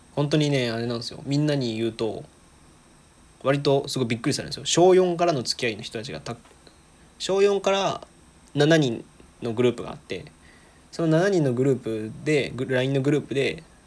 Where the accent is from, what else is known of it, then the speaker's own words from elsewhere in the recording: Aichi, Japan; moved away as an adult; now in Osaka, Japan; もともと愛知県出身なんですけど今大阪にいて